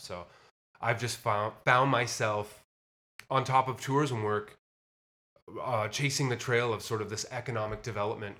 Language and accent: English; Windsor, Ontario, Canada; also born or lived in Nashville; now in Toronto, Canada; close to my hometown of Windsor